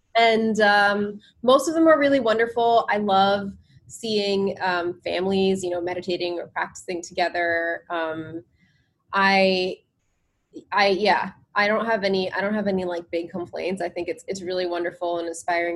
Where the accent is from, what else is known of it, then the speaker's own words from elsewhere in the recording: New Jersey, United States; also born or lived in India; I grew up in New Jersey, um, and my parents moved here from India